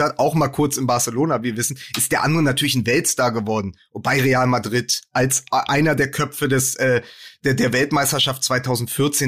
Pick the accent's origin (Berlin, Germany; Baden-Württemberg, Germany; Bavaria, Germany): Berlin, Germany; ich komme aus Berlin